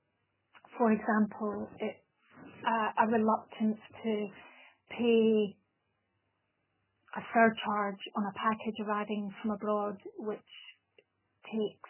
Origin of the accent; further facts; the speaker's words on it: Scotland, United Kingdom; now in Italy; I'm a Scottish person living in Italy and speaking Italian as a second but fluent language